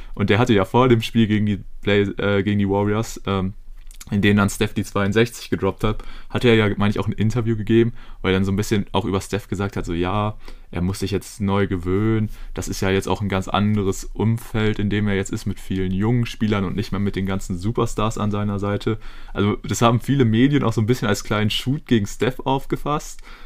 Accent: Germany; wir als Deutsche

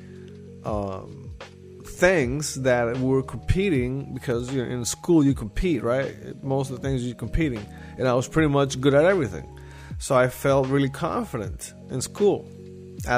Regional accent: Nicaragua; moved away; I'm from Nicaragua. It's a third world country

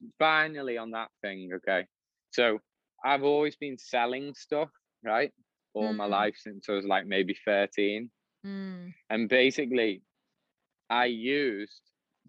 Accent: Liverpool, North West England, United Kingdom; I grew up in the city, I'm a Scouser

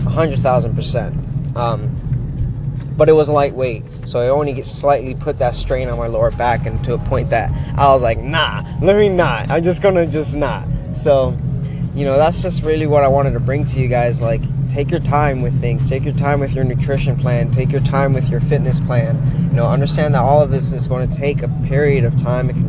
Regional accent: Florida, United States; moved away as an adult; now in Pittsburgh, United States; I'm from Florida

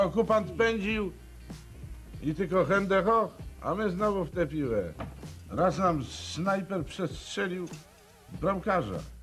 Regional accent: Łódź, Łódź Voivodeship, Poland; miejscami, w których byłem wychowywany, czyli przede wszystkim Koziny, czyli Limanka

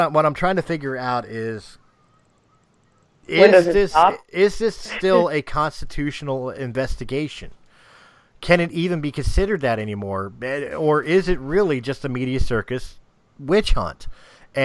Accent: United States

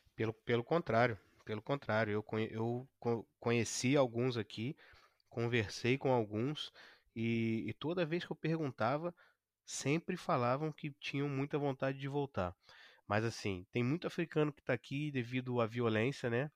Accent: Brazil; moved away as an adult; now in Canada; o brasileiro sou eu então também, eu também sou brasileiro

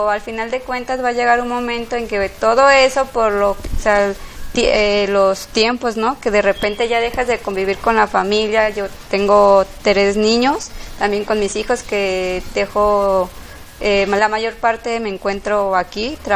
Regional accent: Guadalajara, Jalisco, Mexico; born there; tengo 36 años, soy aquí me nací en Guadalajara

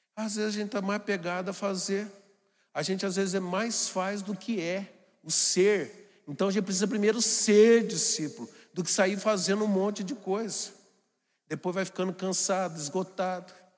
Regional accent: Jacareí, São Paulo, Brazil; sou de Jacareí, uma cidade muito grande do Vale do Paraíba

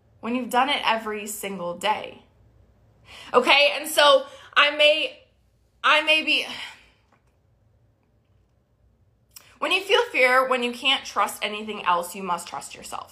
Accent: Maryland, United States; moved away as an adult; now in Texas, United States; I grew up in Maryland

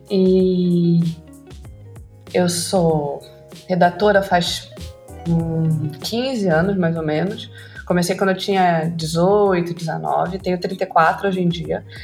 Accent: Porto Velho, Rondônia, Brazil; also born or lived in Rio de Janeiro; eu sou redatora publicitária e diretora criativa. Eu sou rondoniense, nascida e criada em Porto Velho, Rondônia e morei no Rio um tempo, agora moro aqui, então as pessoas podem perguntar: meu Deus, esse sotaque.

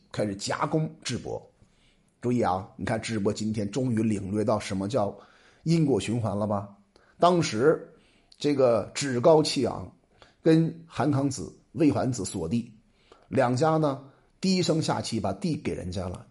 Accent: China; 我们中国人

